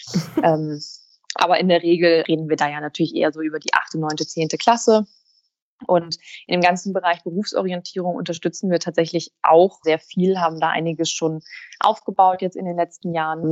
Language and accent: German; Hamburg, Germany; Ich bin tatsächlich gebürtige Hamburgerin, eine waschechte Hanseatin, bin hier geboren und aufgewachsen